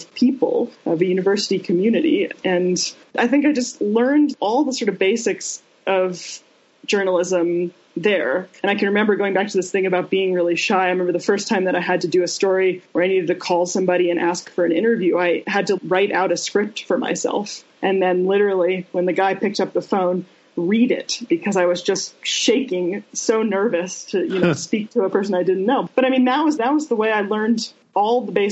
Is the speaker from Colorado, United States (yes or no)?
yes; Denver, Colorado, United States; moved away as an adult; also born or lived in North Carolina; I grew up in Denver, Colorado, in the U.S., from the time I was very young